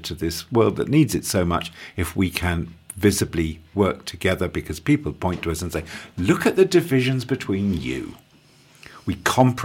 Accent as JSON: {"language": "English", "region": "London", "country": "United Kingdom", "tie": "born or raised there", "also_born_or_lived": "Australia / South Pacific / Yorkshire", "moved": "as an adult", "lives_now": "East Clare, Ireland", "said": "I was born in South London and lived in a South London suburb until I went away to university."}